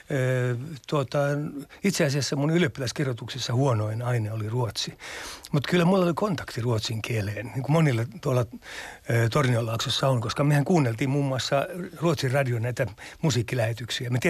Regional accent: Lapland, Finland; kyllä mä nyt itseäni peräpohjalaisena pidän

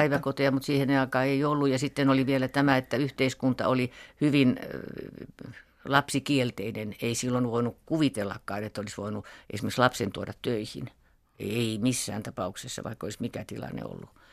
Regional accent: Finland; tämä meidän Suomen juutalaisten

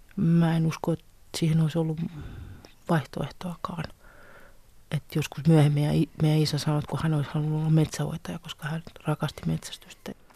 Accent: Helsinki, Uusimaa, Finland; also born or lived in Tampere; Mä oon syntynyt 59 Tampereella ja sitten mä olin kahden tai kolmen vanha, kun me muutettiin sitten Helsinkiin

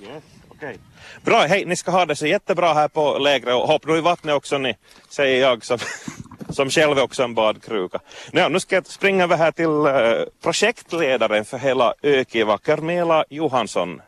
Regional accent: Vaasa, Ostrobothnia, Finland; från Vasa. Därifrån kommer jag också.

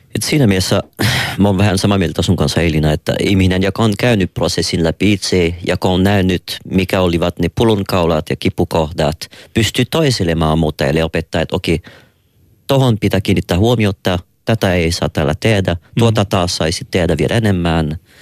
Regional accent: Quebec, Canada; Finnish is a second language; now in Finland; mä oonkin Quebecista, joka on vielä jääkiekko painotteisempi kuin muu Kanada.

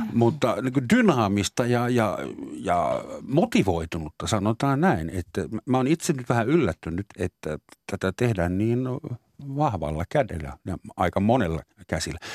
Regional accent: Finland; also born or lived in Southern Germany; now in Germany; mun sisäinen suomalainen

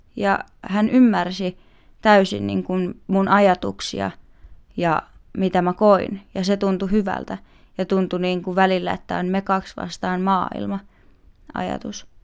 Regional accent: Vantaa, Uusimaa, Finland; Meillä Vantaalla

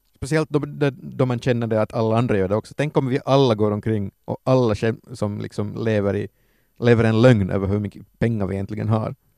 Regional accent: Ostrobothnia, Finland; i Österbotten har vi svenska tv-kanaler

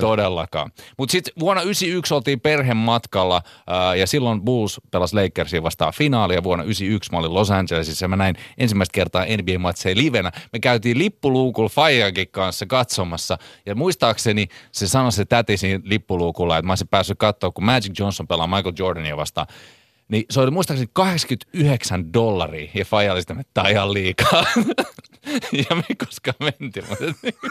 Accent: Helsinki, Uusimaa, Finland; mä oon Munkkivuoresta, joka on eri asia kuin Munkkiniemi

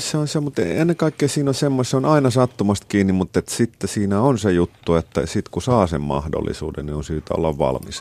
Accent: Helsinki, Uusimaa, Finland; moved away as an adult; now in Stockholm, Sweden; mä olen helsinkiläinen ja mä, mä viihdyn siinä

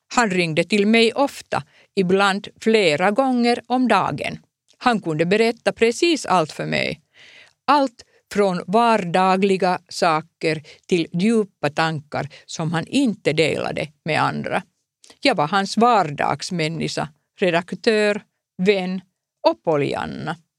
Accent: Finland; Swedish is a second language; jag är en finsk journalist

